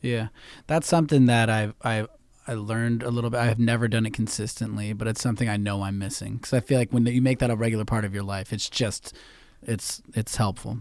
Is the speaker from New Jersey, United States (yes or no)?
no; San Francisco, California, United States; now in Los Angeles, United States; when I was growing up in San Francisco